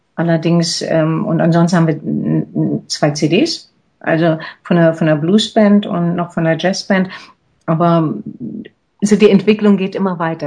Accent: Berlin, Germany; moved away as an adult; also born or lived in Zurich; als ich hier nach Berlin zurückgegangen äh, bin, in meine Heimatstadt

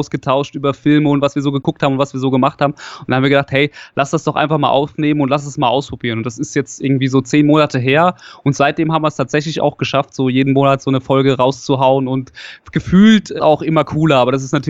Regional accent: Hesse, Germany; Ich komme so aus der Nähe von äh, Darmstadt oder mittlerweile kann man ja sagen, Heppenheim kennt man ja wegen Vettel oder sowas. Das kennt man ja mittlerweile so. Also ich komme Südhessen.

